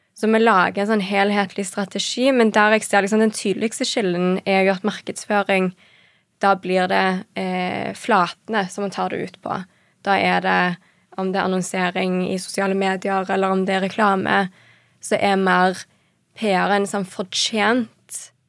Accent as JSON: {"language": "Norwegian", "town": "Stavanger", "region": "Rogaland", "country": "Norway", "tie": "born or raised there", "also_born_or_lived": "Paris / Copenhagen", "moved": "as an adult", "said": "Født og oppvokst i Stavanger"}